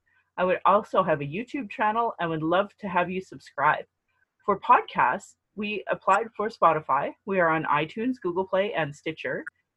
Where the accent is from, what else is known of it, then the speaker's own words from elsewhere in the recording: Calgary, Alberta, Canada; I was born in Calgary, or in Blackfoot, Mokinstis, as … an English name which has afforded me privilege in an English colonial world. My mother is Northern Slavey Dene, or Satu Dene.